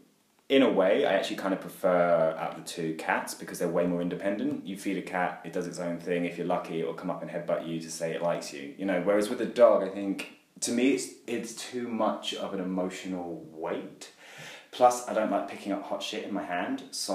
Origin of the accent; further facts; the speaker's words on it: England, United Kingdom; But, obviously, I'm English, so I always have a place for tea.